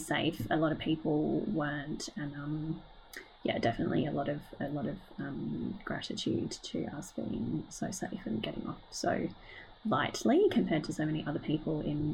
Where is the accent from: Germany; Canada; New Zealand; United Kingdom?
United Kingdom; England; now in Perth, Australia; I'm originally from England. My immediate family and I are all living in Perth here in Western Australia